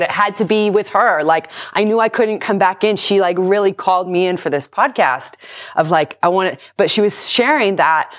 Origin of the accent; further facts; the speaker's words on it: Southern California, United States; I was born and raised here in Southern California.